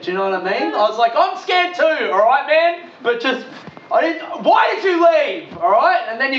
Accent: Adelaide, South Australia, Australia; I grew up in Adelaide, in Australia.

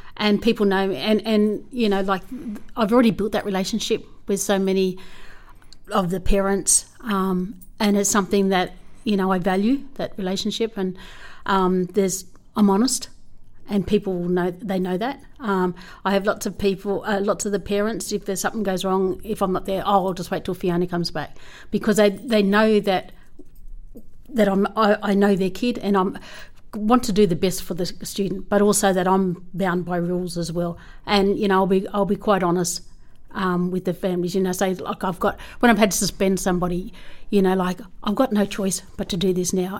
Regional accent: Menindee, New South Wales, Australia; I'm from Menindee. Um, I'm the eighth of ten children. Um, so, and I went to school in Menindee

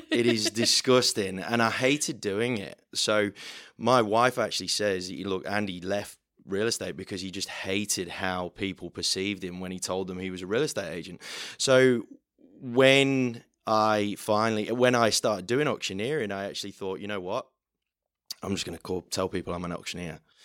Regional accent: the middle of England, Midlands, United Kingdom; moved away as an adult; now in Australia; I'm not from round here, uh, from the middle of England

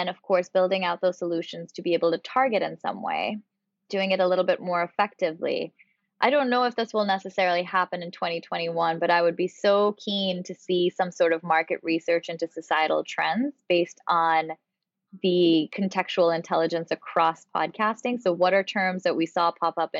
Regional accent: Pakistan; moved away; I'm originally from Pakistan

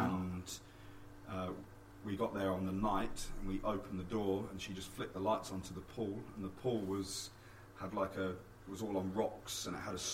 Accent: England, United Kingdom; moved away as an adult; also born or lived in United States; now in New Zealand; As English coaches

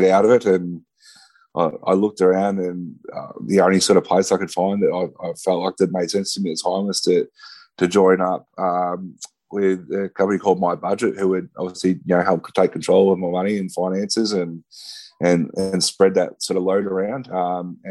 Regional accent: Ballarat, Victoria, Australia; I moved back down to my hometown in Ballarat

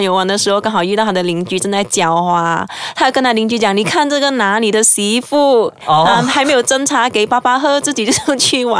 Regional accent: southern Selangor, Malaysia; 对，跟我家乡不一样。我家乡在雪兰莪的南部。

